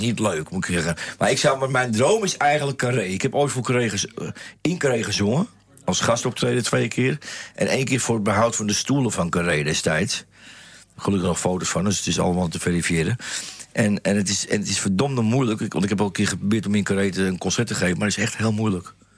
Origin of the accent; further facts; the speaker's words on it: Amsterdam, North Holland, Netherlands; Dan kom ik wel uit de Jordaan Amsterdam, dan ben je natuurlijk al heel snel plat